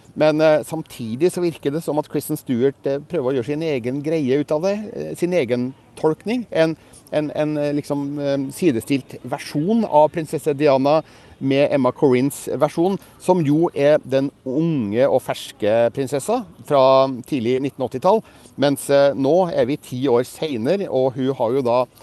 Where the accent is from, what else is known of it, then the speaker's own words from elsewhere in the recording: Norway; mine engelskkunnskaper litt prega av at jeg er nordmann